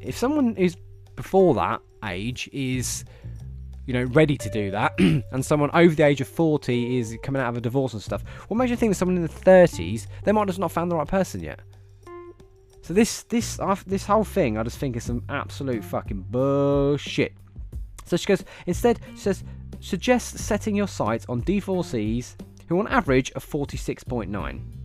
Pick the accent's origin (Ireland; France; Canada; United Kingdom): United Kingdom; England; I was from England.